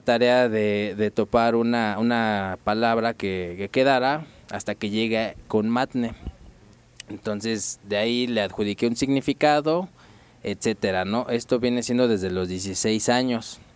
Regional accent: Mexico City, Mexico; nací en, la Ciudad de México

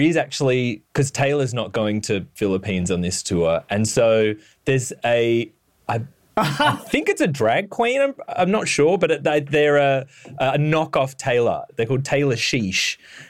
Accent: Perth, Western Australia, Australia; moved away; I grew up in Perth where it's like so dry.

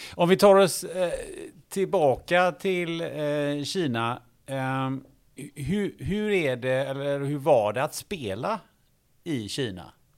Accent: Kungälv, Västra Götaland, Sweden; jag är från Kungälv

